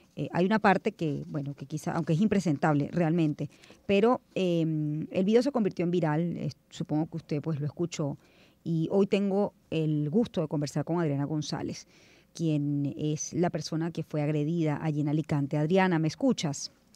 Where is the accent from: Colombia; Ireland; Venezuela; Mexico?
Venezuela; yo soy venezolana, criollita